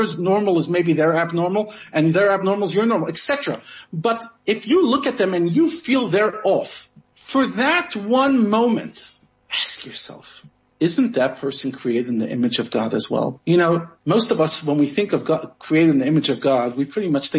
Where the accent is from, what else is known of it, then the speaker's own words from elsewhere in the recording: United States; I'm American